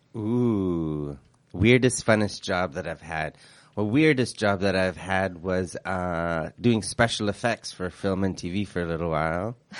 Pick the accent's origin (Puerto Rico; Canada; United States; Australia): Canada; Vancouver, British Columbia; also born or lived in Quebec; we came, we came to B C and I grew up in Vancouver